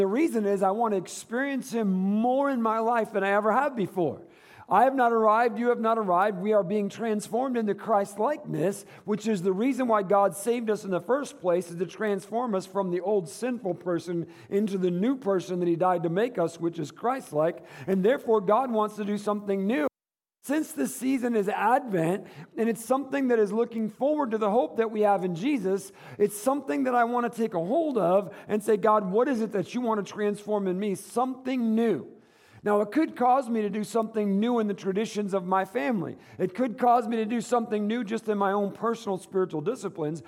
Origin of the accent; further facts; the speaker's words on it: Michigan, United States; moved away; the Midwest, where I grew up in Michigan